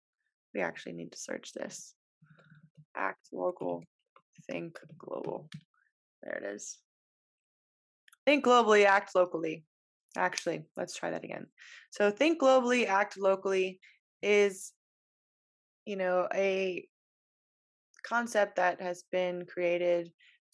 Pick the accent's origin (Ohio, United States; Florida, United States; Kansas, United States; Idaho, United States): Florida, United States; west coast of; moved away as an adult; living on the east coast of Florida versus the west coast where I grew up